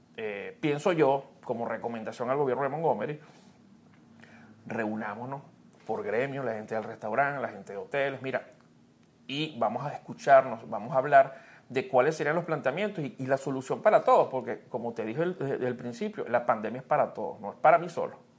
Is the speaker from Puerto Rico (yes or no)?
no; Venezuela; moved away; mi país